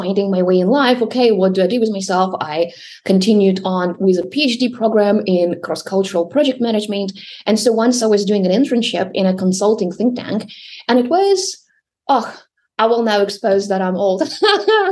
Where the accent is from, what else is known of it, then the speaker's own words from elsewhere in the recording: Russia; I was born and raised in Russia